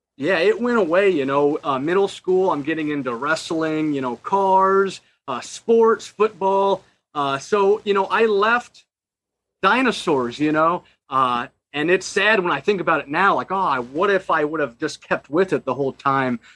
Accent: Omaha, Nebraska, United States; I'm from Omaha, Nebraska

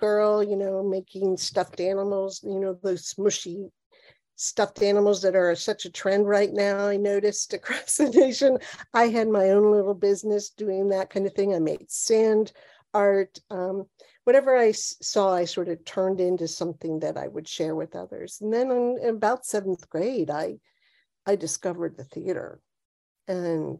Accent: Cincinnati, Ohio, United States; moved away as an adult; also born or lived in Ann Arbor, Michigan; now in New Jersey, United States; I was born in Cincinnati, Ohio, and I grew up there

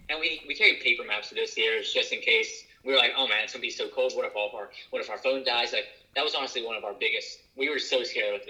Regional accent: West Virginia, United States; we grew up in West Virginia.

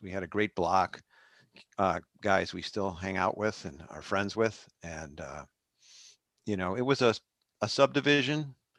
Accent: Arlington Heights, Illinois, United States; I grew up in Arlington Heights

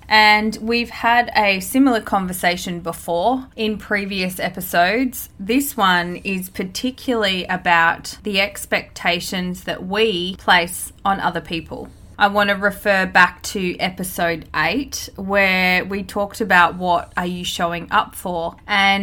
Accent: Australia; Growing up in Australia, disconnected from my country and being immersed in my culture

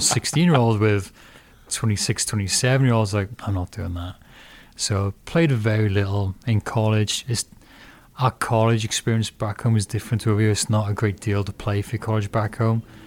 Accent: Porthcawl, Wales, United Kingdom; moved away as an adult; now in Fremont, United States; where I grew up in Puthcall, you had local towns, Cannelly, Canfig Hill, um, Pile.

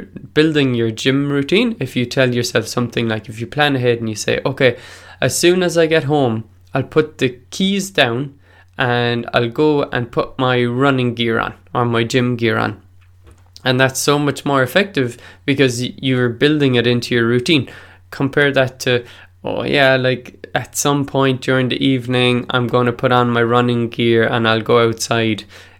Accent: California, United States; Oh, I'm Californian.

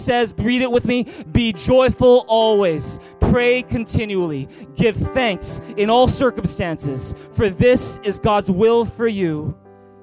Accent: Vancouver, British Columbia, Canada; first language English; moved away as an adult; also born or lived in Taiwan; I grew up in Vancouver. In fact, I was born at Richmond General Hospital. And I've just grown up in Vancouver all my life.

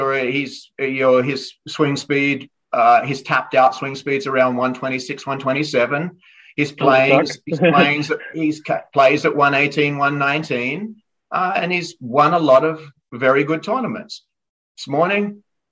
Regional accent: Australia; moved away; growing up in Australia

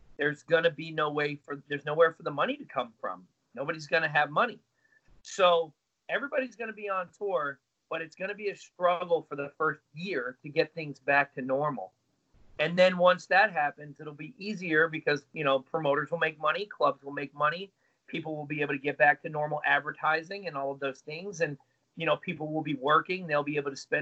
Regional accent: United States; we're from the States.

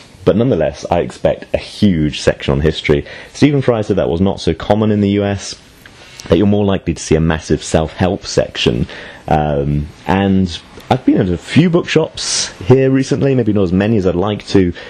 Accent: United Kingdom; also born or lived in China; now in United States; as a Brit in the US now.

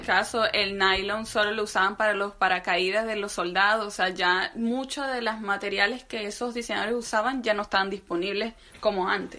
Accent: Venezuela; nosotros somos venezolanas

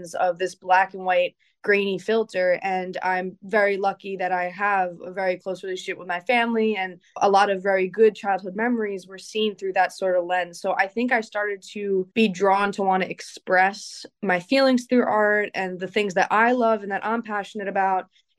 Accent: Amityville, New York, United States; I grew up in Amityville, a small coastal town on Long Island, New York, like very in the middle of the island

